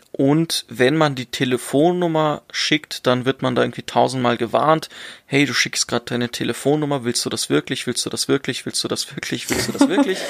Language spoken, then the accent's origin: German; Germany; ich bin in Deutschland geboren. Ich bin in Deutschland aufgewachsen.